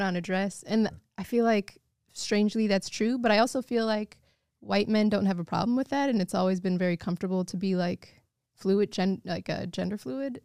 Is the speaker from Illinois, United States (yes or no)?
yes; Evanston, Illinois, United States; growing up in Mixed Feet and, you know, North side of Chicago, the suburbs